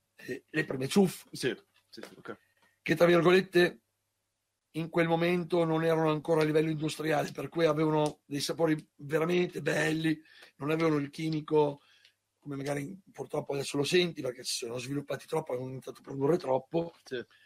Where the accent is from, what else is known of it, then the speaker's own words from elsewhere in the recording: Parma, Emilia-Romagna, Italy; io sono di Parma